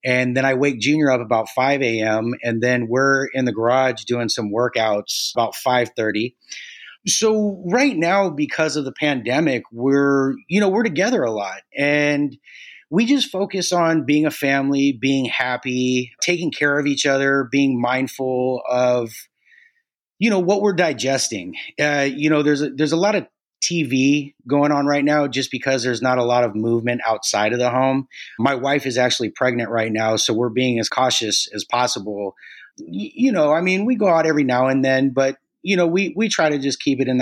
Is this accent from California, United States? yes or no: yes; Santa Cruz, California, United States; also born or lived in Mountain View, California / Scotts Valley, California; So I've been in Santa Cruz. I grew up in Santa Cruz